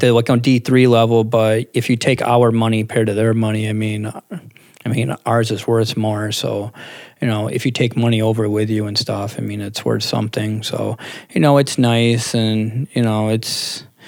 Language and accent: English; Clifton Springs, New York, United States; now in East Rochester, United States; I'm actually from like almost Clifton Springs